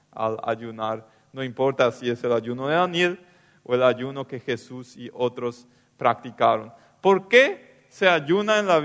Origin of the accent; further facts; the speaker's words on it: Loma Plata, Boquerón, Paraguay; Sí, yo vine de Loma Plata, de la colonia, a estudiar teología en el CEMTA.